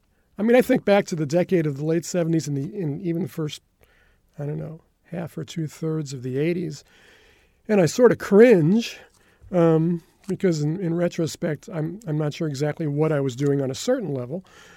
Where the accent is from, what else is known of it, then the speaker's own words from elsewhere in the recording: New York, United States; Well, I came from Westchester County. It's one of the suburbs of New York City.